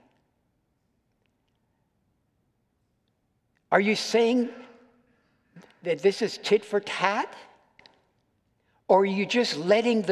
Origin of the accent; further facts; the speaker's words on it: United States; I'm an American